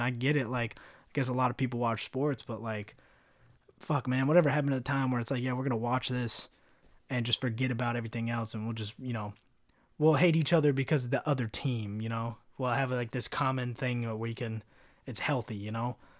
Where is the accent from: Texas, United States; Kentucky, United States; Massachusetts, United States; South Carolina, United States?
Kentucky, United States; also born or lived in California; I grew up in Kentucky